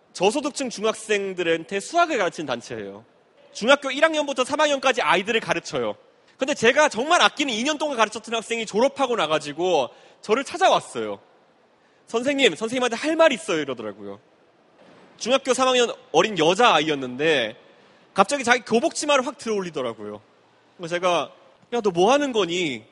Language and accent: Korean; Seoul, South Korea; also born or lived in United States; 제가 노원구 상계동에서 어릴 때 살았던